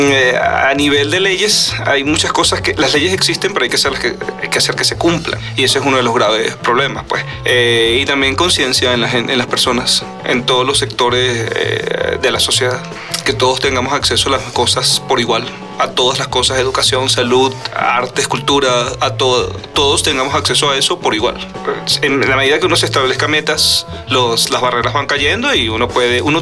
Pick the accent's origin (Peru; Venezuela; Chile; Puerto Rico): Venezuela; now in Guanajuato, Mexico; eh, soy estudiante venezolano en la Universidad de Guanajuato, tengo 38 años